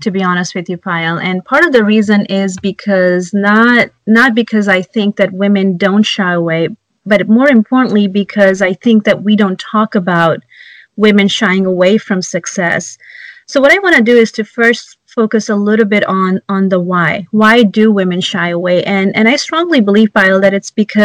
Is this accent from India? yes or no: yes; India; English is a second language; now in United States; When I was growing up in India